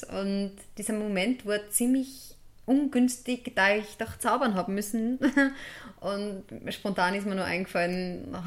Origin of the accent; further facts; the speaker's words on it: Steyr, Upper Austria, Austria; also born or lived in Kirchdorf an der Krems / St. Blasien bei Bad Hall; Ja, also ich bin in Kirchdorf an der Krems geboren, bin dann in der Stadt Steyr die ersten sechs Jahre aufgewachsen und sind dann nach St. Blasien bei Bad Hall übersiedelt.